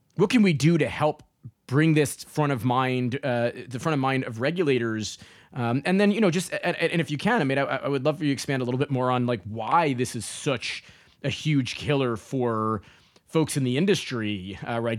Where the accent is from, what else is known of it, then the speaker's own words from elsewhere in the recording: New York City, New York, United States; moved away; also born or lived in Florida; grew up in New York City